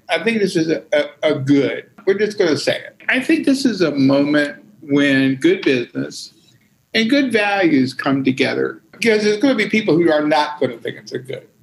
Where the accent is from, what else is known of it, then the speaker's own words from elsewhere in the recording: Hampton, Virginia, United States; I grew up in in uh, Hampton, Virginia